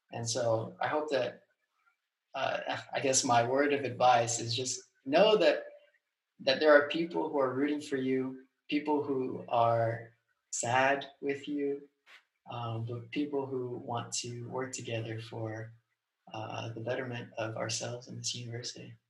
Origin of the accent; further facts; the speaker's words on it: Southern California, United States; moved away as an adult; also born or lived in Virginia; I grew up in Southern California.